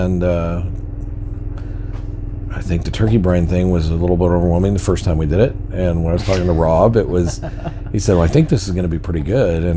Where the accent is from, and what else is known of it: Garden Valley, California, United States; born or raised there; moved away as an adult; also born or lived in Sacramento, California